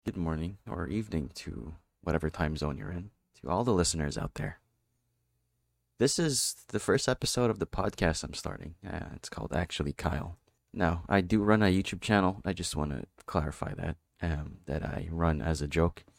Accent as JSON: {"language": "English", "country": "Philippines", "said": "I'm from the Philippines."}